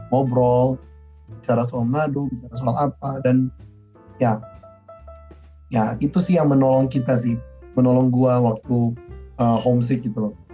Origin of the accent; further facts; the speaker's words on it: Manado, North Sulawesi, Indonesia; first language Manado Malay; Indonesian is a second language; moved away as an adult; gue asli Manado